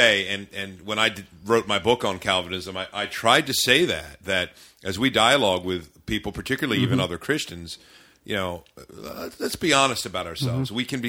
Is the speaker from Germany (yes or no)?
no; Maryland, United States; I was raised in the Maryland suburbs by parents who were not divorced, was together.